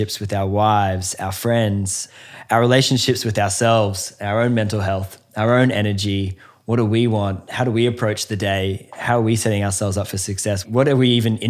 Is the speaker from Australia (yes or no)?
yes; Australia; we're from the opposite side of the world, Australia